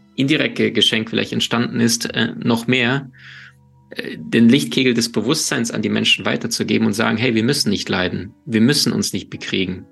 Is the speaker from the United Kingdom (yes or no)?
no; Ukraine; moved away; also born or lived in Siberia, Russia; ich bin in Russland, in Sibirien geboren, in der Ukraine aufgewachsen